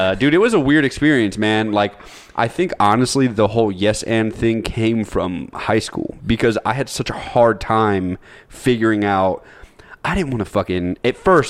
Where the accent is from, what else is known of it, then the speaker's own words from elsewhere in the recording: Cartersville, Georgia, United States; I grew up in Cartersville, Georgia